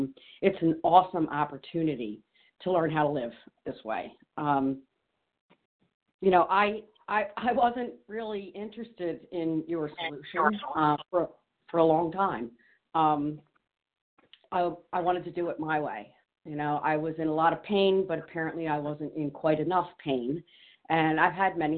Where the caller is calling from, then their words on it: New Jersey, United States; I'm usually calling from New Jersey, but today I'm in Maine.